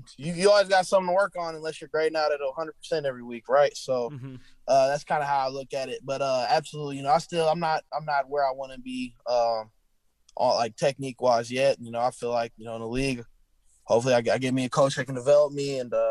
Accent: Illinois, United States; Iowa and Illinois, but I just ended up going with, you know, Illinois closer to home and play for my home state.

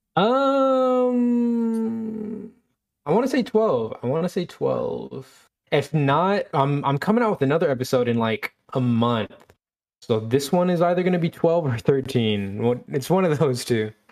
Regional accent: Killeen, Texas, United States; I am from Killeen, Texas

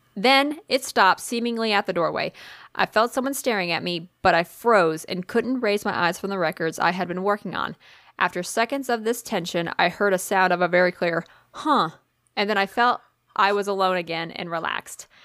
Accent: Tennessee, United States; I grew up in Tennessee

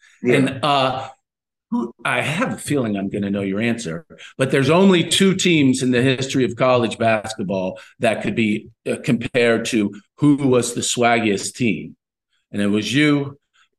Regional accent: Kentucky, United States; I'm from Kentucky with Rex.

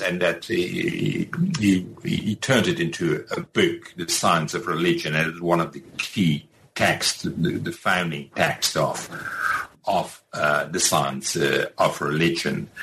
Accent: Rotterdam, South Holland, Netherlands; also born or lived in Leiden / Groningen; I was born in Rotterdam

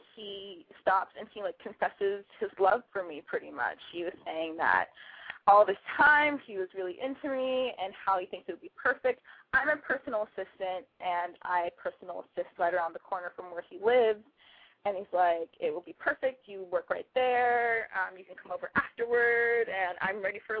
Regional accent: Los Angeles, California, United States; now in San Francisco, United States; I live in San Francisco, but I'm from Los Angeles.

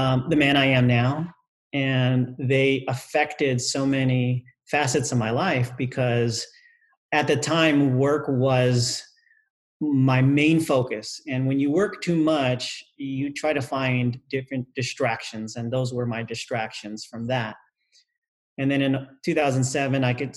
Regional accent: United States; my parents, born in another country, I was raised in the United States

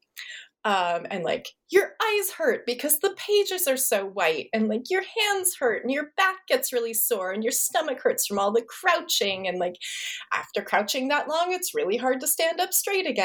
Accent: Montana, United States; moved away; I grew up in Montana, which is not known for its like urban centers of manuscript study

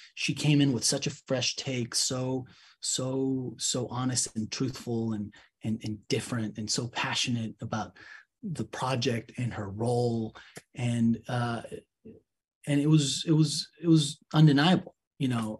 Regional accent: Mexico City, Mexico; I'm from Mexico City

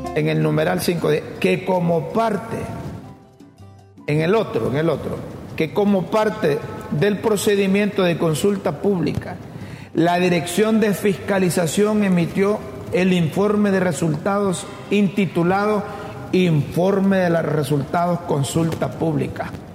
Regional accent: Honduras

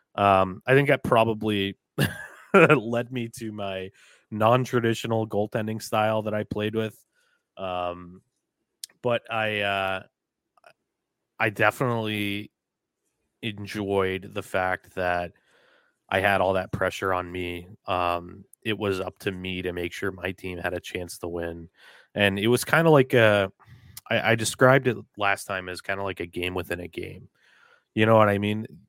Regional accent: New Hampshire, United States; I'm from New Hampshire. I've been raised in, I was raised in New Hampshire

